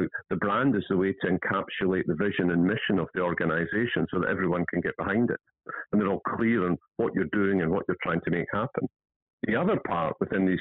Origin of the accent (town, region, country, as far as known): Scotland, United Kingdom; accent: Scottish